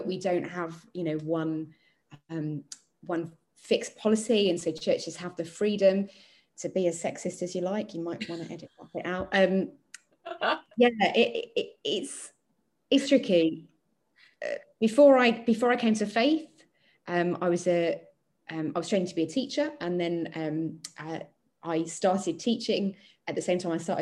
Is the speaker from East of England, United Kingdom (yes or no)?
yes; Chelmsford, East of England, United Kingdom; I was moving back to my hometown after studying away, and I needed to find a church